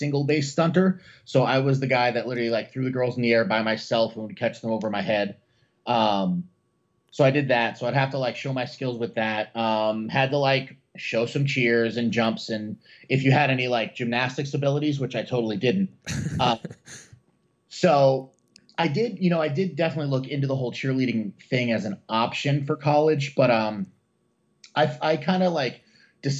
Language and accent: English; Norwich, Connecticut, United States; also born or lived in Brooklyn, New York; originally born in Brooklyn, New York, and then family relocated to like southeastern Connecticut. Went to high school in Norwich, Connecticut